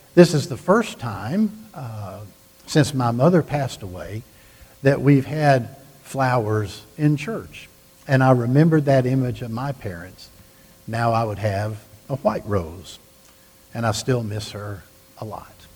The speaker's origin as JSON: {"language": "English", "region": "the South", "country": "United States", "tie": "born or raised there", "said": "I grew up in the South"}